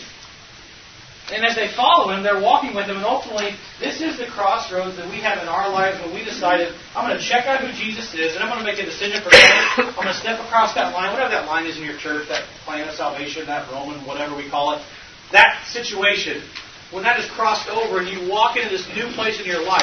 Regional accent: Iowa, United States; I'm from Iowa

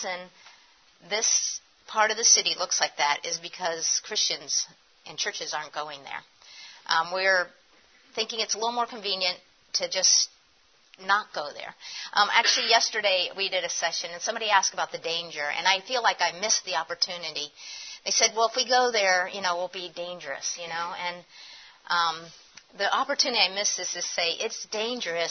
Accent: Erie, Pennsylvania, United States; moved away; also born or lived in Philadelphia; when I was a kid when I did have my growing up in Erie

